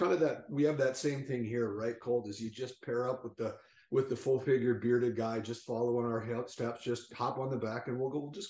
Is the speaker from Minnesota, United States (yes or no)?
yes; Minnesota, United States; now in Los Angeles, United States; as a Minnesotan